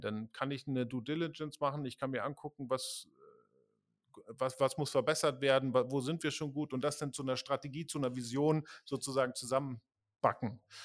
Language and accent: German; Pinneberg, Schleswig-Holstein, Germany; also born or lived in Hamburg; now in Berlin, Germany; ich bin in Pinneberg geboren